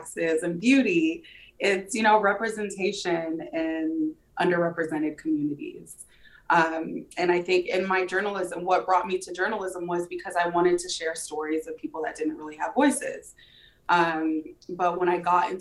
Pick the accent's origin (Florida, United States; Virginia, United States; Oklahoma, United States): Florida, United States; St. Petersburg; also born or lived in Missouri / London; I grew up in St. Petersburg, Florida, which is west of here.